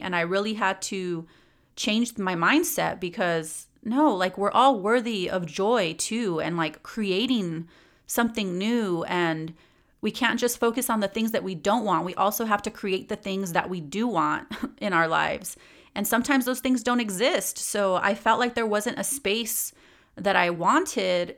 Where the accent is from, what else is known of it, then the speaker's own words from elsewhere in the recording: San Gabriel Valley, California, United States; also born or lived in East Los Angeles, California / Spain / Inland Empire, California; now in Ontario, United States; growing up in the San Gabriel Valley for most of my life